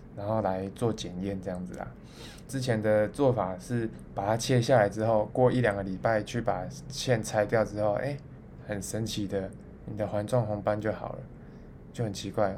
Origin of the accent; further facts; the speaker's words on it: Taichung, Taiwan; moved away; 就我的家乡在台中这样